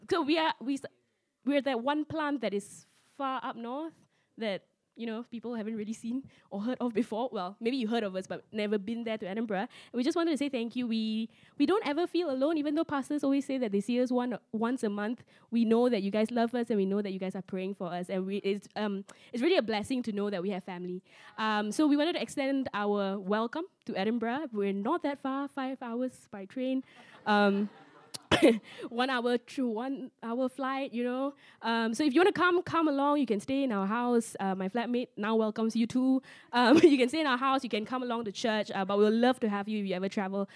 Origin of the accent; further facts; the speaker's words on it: George Town, Penang, Malaysia; I was growing up in Penang